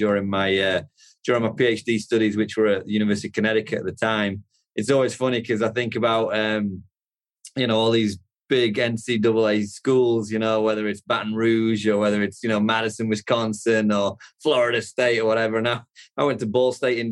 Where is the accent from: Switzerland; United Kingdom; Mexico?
United Kingdom; the north of England; moved away as an adult; now in United States; I'm from the UK originally, from the north of England.